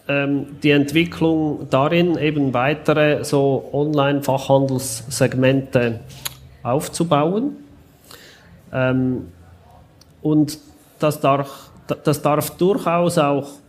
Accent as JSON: {"language": "German", "country": "Switzerland", "said": "weil wir als Schweizer sogar teurer versenden müssen, als wenn das aus dem Ausland kommt."}